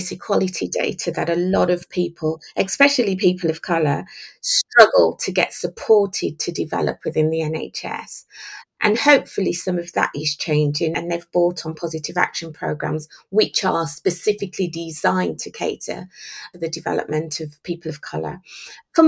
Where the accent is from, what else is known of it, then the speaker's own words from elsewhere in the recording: Jamaica; also born or lived in Birmingham; I was born in Birmingham, raised in Jamaica by a single dad.